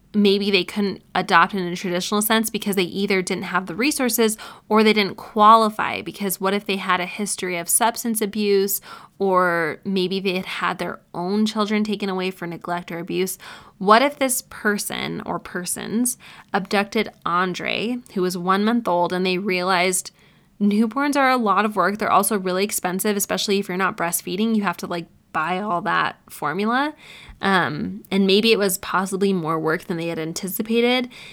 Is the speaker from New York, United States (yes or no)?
yes; Syracuse, New York, United States; my hometown in Syracuse, New York